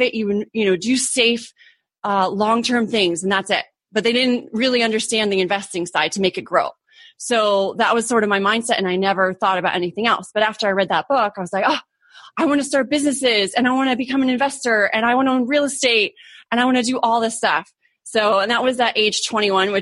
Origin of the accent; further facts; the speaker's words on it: Orange County, California, United States; moved away as an adult; also born or lived in Arizona / Germany / Europe; now in San Diego, United States; I grew up in Orange County, California.